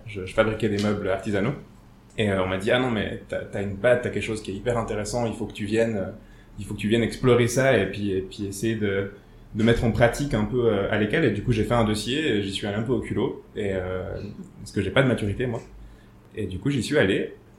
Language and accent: French; Switzerland; j'ai grandi ici à Tiran